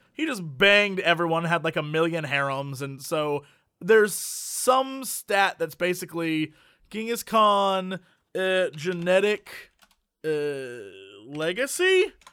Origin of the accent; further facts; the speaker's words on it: United States; we're American